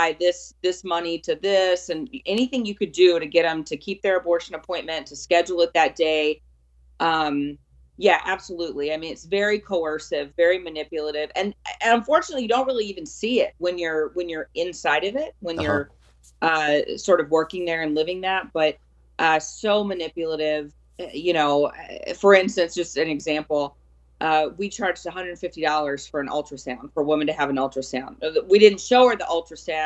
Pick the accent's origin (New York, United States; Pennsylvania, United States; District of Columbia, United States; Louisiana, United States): Louisiana, United States; South; I grew up in South Louisiana